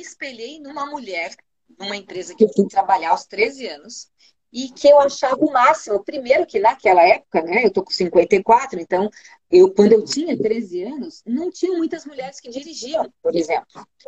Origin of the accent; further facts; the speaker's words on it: São Paulo, Brazil; moved away as an adult; now in Curitiba, Brazil; Eu sou de São Paulo, não sei se vocês sabem, eu nasci em São Paulo e vim pra Curitiba já com vinte anos